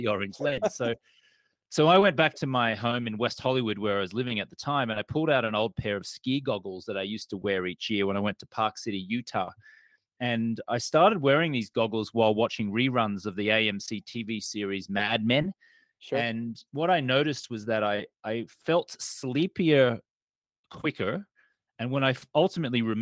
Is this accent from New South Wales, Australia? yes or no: no; Brisbane, Queensland, Australia; moved away as an adult; also born or lived in Austin, Texas; now in United States; I grew up in a place called Brisbane on the east coast of Australia. And I moved to the US 20 years ago